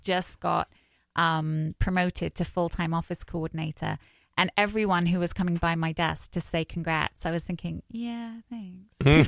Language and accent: English; London, United Kingdom; accent: English; moved away as an adult; now in United States; I'm from wh- South East London. All right. So I used to talk like Adele